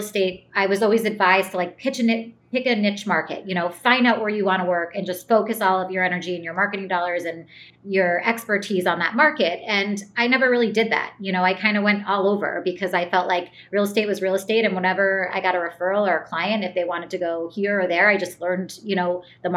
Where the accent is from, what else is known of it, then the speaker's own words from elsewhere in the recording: Greenwich, Connecticut, United States; also born or lived in Boca Raton, Florida; now in Port Chester, United States; I grew up in Greenwich